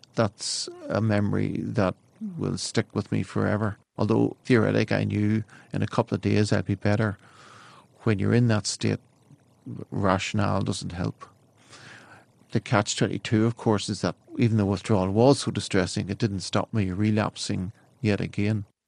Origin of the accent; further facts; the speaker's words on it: County Down, Northern Ireland, United Kingdom; I'm from West River in County Down in Ireland.